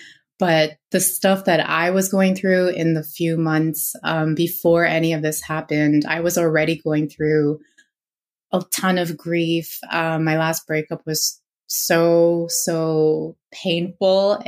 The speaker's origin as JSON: {"language": "English", "town": "Toronto", "region": "Ontario", "country": "Canada", "tie": "born or raised there", "said": "I'm from Toronto, born and raised"}